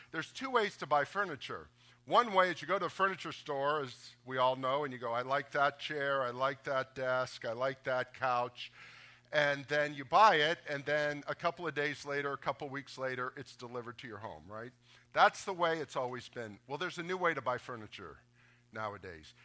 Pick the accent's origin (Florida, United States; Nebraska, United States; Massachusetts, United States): Florida, United States; Boca Raton; I grew up in Boca Raton